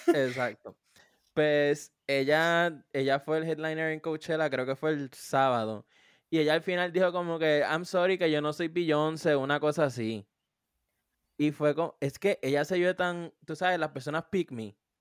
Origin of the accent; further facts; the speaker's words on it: Puerto Rico; mi pueblo en Puerto Rico